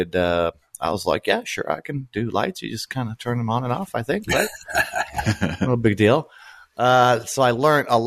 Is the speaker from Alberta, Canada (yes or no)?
no; Vancouver, British Columbia, Canada; also born or lived in Brno, Czechoslovakia; now in New York City, United States; I grew up in Vancouver, Canada. I was born in Czechoslovakia, which was back when I was born, in Brno